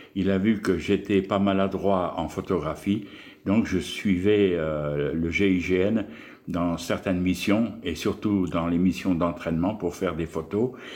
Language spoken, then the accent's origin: French; Pas-de-Calais, Hauts-de-France, France; moved away as an adult; also born or lived in Argelès-Gazost; je suis originaire donc, du Pas-de-Calais, hein, tout en haut, là, des Hauts-de-France, où mon père était